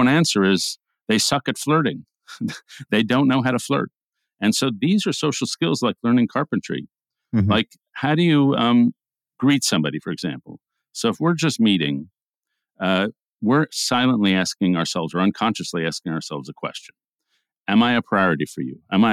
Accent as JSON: {"language": "English", "region": "New York", "country": "United States", "tie": "born or raised there", "said": "We grew up in New York, Jewish homes, and went into conservative journalism"}